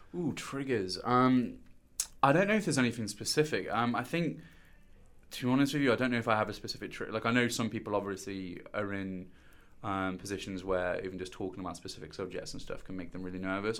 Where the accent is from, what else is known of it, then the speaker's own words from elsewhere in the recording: Stourbridge, West Midlands, United Kingdom; moved away as an adult; now in London, United Kingdom; I'm originally from Stourbridge, which is, um, a small little town in Dudley